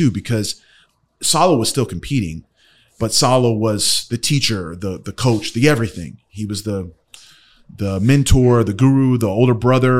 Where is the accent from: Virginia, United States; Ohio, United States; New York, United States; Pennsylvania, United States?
Ohio, United States; born there; I was born in Ohio.